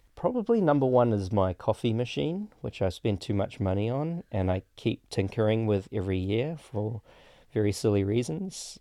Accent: Auckland, New Zealand; also born or lived in Petaling Jaya, Malaysia; In my area, I grew up on the North Shore

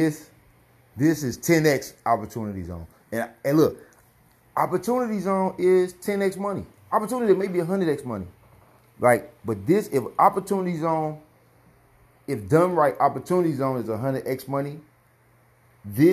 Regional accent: St. Louis, Missouri, United States; also born or lived in Clayton, Missouri; I grew up on the north side of St. Louis

